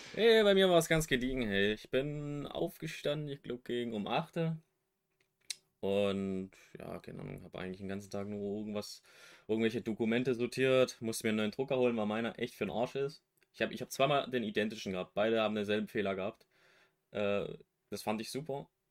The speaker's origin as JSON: {"language": "German", "region": "West Germany", "country": "Germany", "tie": "born or raised there", "moved": "yes", "lives_now": "East Germany", "said": "bin geborener Wessi, wohne jetzt im Osten"}